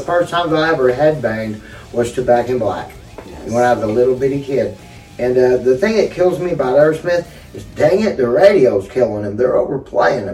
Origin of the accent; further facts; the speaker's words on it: Lindsay, Oklahoma, United States; my hometown of Lindsay